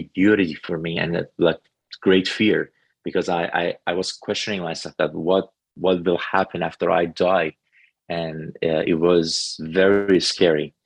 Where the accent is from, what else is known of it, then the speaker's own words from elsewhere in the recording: Tehran, Tehran Province, Iran; now in North Carolina, United States; I was growing up in a Muslim family in Tehran, Iran